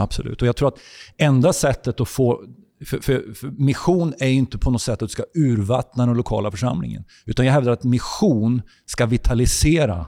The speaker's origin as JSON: {"language": "Swedish", "country": "Sweden", "said": "jag kommer från Sverige"}